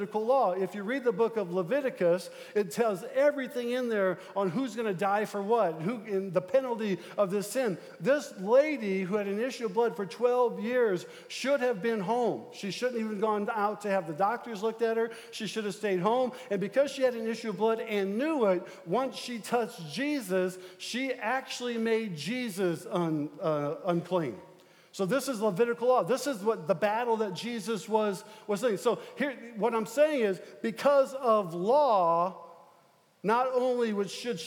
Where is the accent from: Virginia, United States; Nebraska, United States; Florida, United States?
Nebraska, United States; Omaha; moved away; I'm from South Omaha. I'm a South Omaha boy